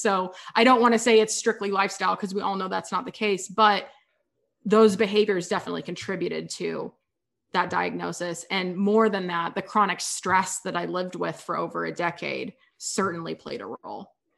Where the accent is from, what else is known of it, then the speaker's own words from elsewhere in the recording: Kansas, United States; moved away as an adult; also born or lived in San Diego; I grew up in Kansas